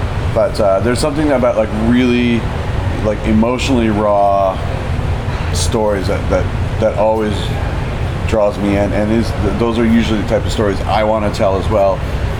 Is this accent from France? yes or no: no; Oshawa, Ontario, Canada; also born or lived in Toronto / Kelowna; now in Vancouver, Canada; I was born in Toronto, but I grew up in Oshawa.